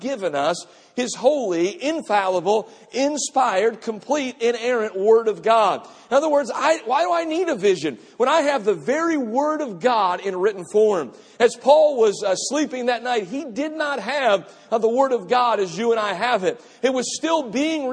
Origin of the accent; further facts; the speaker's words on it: Cleveland, Ohio, United States; I grew up in an urban type of a community. My family and I grew up on West 128th Street in the city of Cleveland.